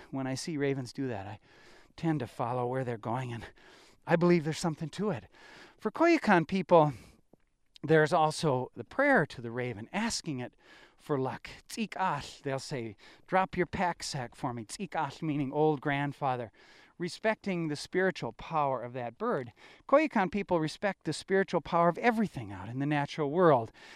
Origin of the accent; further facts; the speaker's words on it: Wisconsin, United States; I grew up in Wisconsin in hunting country